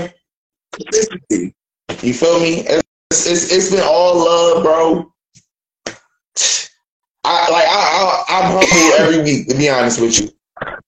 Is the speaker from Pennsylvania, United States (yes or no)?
yes; Philadelphia, Pennsylvania, United States; I'm from Philly too